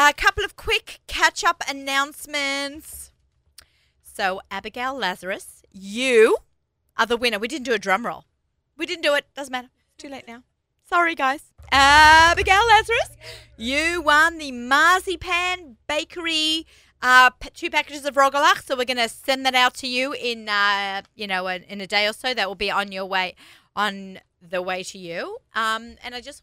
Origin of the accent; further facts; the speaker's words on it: Sydney, New South Wales, Australia; accent: Sydney accent; now in United States; I'm from Sydney